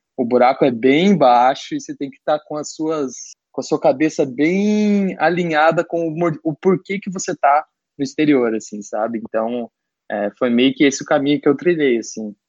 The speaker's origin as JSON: {"language": "Portuguese", "town": "Curitiba", "region": "Paraná", "country": "Brazil", "moved": "as an adult", "lives_now": "Los Angeles, United States", "said": "sou de Curitiba, me mudei aí para os Estados Unidos"}